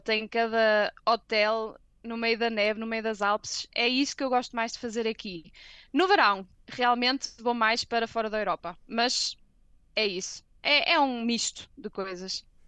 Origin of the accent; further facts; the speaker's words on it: Santo Tirso, Porto District, Portugal; moved away as an adult; now in Germany; Eu sou de Santirso, do Porto